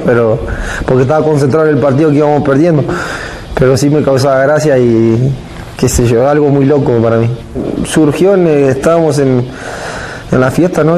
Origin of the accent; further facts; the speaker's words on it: Santa Fe, Argentina; moved away as an adult; now in Mexico; allá en Santa Fe donde yo soy